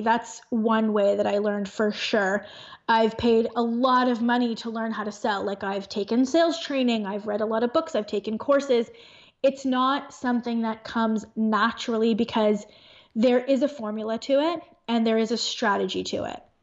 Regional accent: Thornhill, Ontario, Canada; now in Aurora, Canada; In Thornhill, which is a suburb in Ontario, in Canada

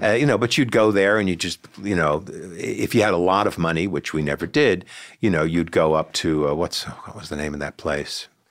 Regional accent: Sea Cliff, New York, United States; librarian in my hometown in Seacliff

